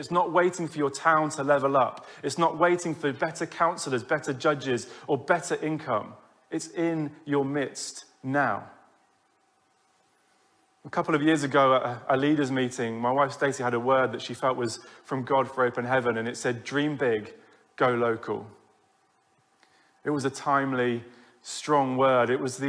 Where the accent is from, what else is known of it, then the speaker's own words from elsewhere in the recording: Wellingborough, East Midlands, United Kingdom; moved away; also born or lived in Loughborough; every time I've gone back to Wellingborough, I've allowed my mind to wander to an alternative reality. What if someone had shared with me as a young person a prophetic, compelling kingdom vision for my hometown?